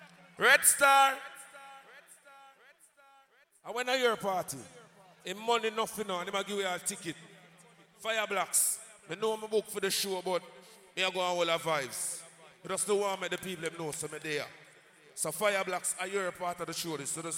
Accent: Portland, Jamaica; If you never know … I'm from Portland, Jamaica.

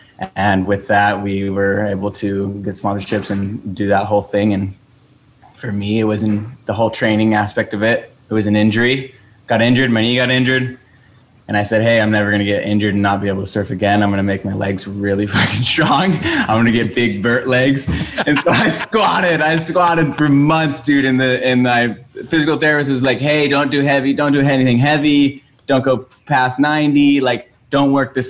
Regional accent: Oahu, Hawaii, United States; I grew up on Oahu in Hawaii, which is an island.

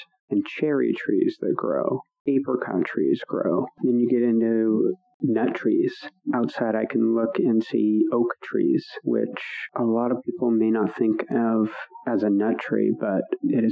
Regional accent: Pacific Northwest, United States; I grew up in the Pacific Northwest on a homestead.

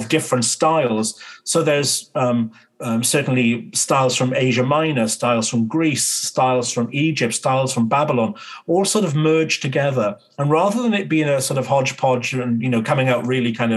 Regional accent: United Kingdom

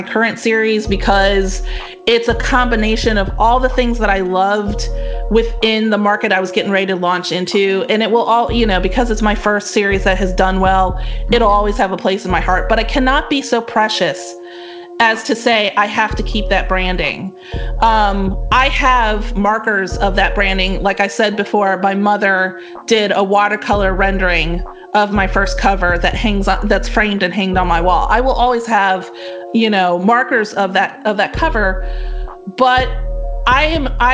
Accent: the South, United States; I'm from the South, which is true

